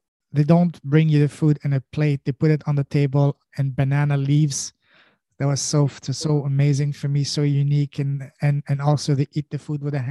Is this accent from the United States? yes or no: no; France; first language French; English is a second language; moved away as an adult; also born or lived in Afghanistan / Pakistan / Montreal, Canada; now in Canada; I was born in Afghanistan. I grew up in an Afghan culture, but I was raised in Afghan culture, but grew up in France